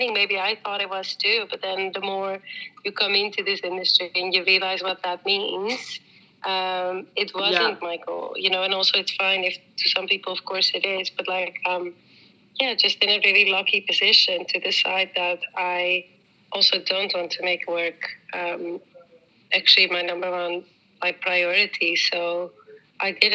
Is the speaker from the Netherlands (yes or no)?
yes; Netherlands; also born or lived in New Zealand; now in Amsterdam, Netherlands; I was born in New Zealand but grew up in the Netherlands, so I am Dutch.